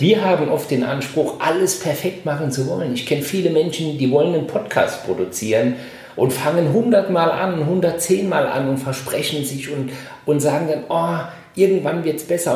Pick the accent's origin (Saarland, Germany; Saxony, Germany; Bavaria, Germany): Saarland, Germany; Saarbrücken; now in Düsseldorf, Germany; ich komme ja aus Saarbrücken, ich bin zugezogen